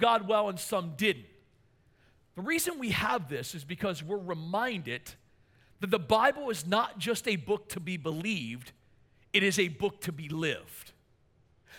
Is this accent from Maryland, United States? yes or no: yes; Maryland, United States; I'm from Maryland